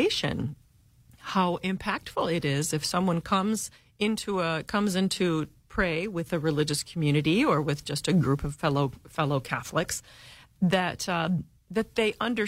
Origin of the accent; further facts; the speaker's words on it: United States; English-speaking, lazy, I think, Americans